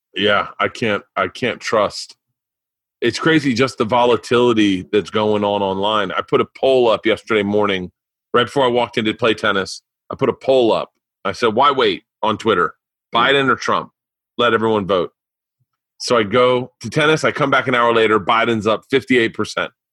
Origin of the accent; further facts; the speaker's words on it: Florida, United States; moved away; I grew up in Florida